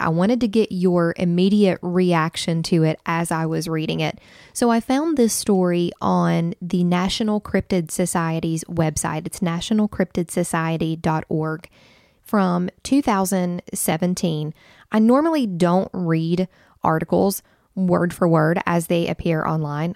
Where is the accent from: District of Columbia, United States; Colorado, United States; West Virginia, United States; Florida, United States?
West Virginia, United States; Wayne County; Jason and I grew up together in Wayne County, West Virginia.